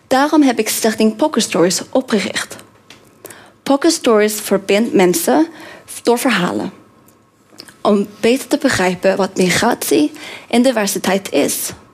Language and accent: Dutch; Norway; Dutch is a second language; moved away as an adult; also born or lived in Korea / Australia / Indonesia / Tajikistan; now in Netherlands; ik kom uit Noorwegen